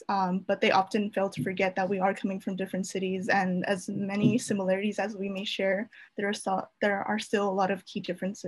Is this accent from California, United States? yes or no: yes; Fresno, California, United States; born or raised there; moved away as an adult; now in Michigan, United States